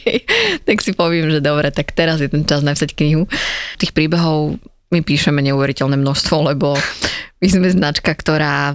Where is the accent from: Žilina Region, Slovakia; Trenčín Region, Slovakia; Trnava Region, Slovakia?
Žilina Region, Slovakia; Žilina; moved away as an adult; now in Bratislava, Slovakia; Ja som zo Žiliny pôvodne, čo je menšie mesto